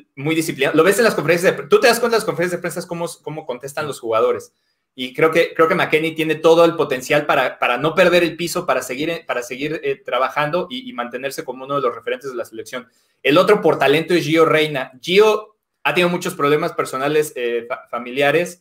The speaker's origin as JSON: {"language": "Spanish", "country": "Mexico", "moved": "yes", "said": "soy mexicano"}